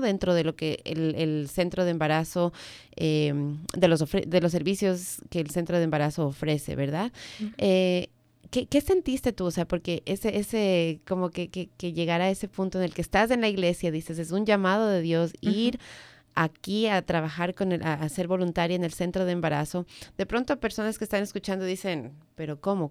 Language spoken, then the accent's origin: Spanish; Ecuador; now in Maryland, United States; yo vengo del Ecuador